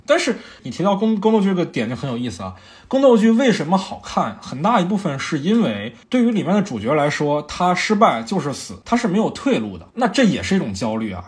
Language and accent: Chinese; Fujian, China; now in Beijing, China; 我的老家福建